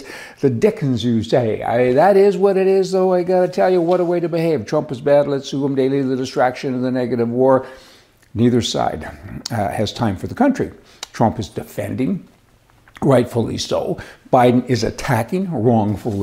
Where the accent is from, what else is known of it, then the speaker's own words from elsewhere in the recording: Canada; We're all Canadian.